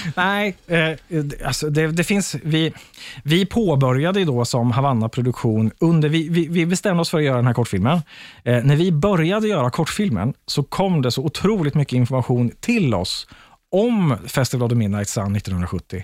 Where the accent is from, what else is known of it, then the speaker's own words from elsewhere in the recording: Linköping, Östergötland, Sweden; Jag är från Linköping